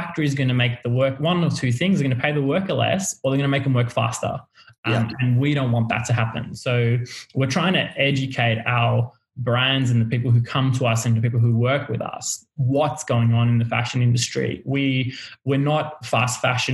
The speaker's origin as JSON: {"language": "English", "country": "Australia", "tie": "born or raised there", "also_born_or_lived": "Lebanon", "said": "I was born here"}